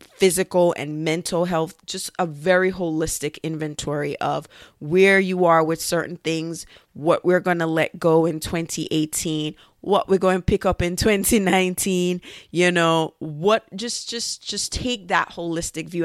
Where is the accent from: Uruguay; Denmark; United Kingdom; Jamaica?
Jamaica; now in United States; when I was growing up in Jamaica